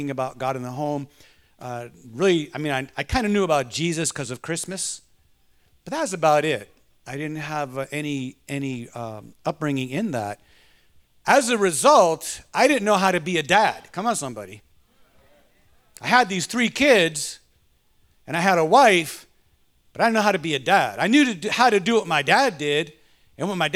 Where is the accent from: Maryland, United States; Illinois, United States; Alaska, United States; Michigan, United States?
Michigan, United States; Detroit; I was raised in Detroit